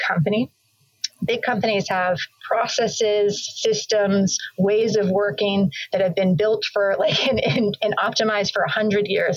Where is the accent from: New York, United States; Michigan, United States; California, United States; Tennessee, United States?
California, United States; Bay Area, Silicon Valley; I grew up in the Bay Area, actually, in the Silicon Valley in the 80s and early 90s.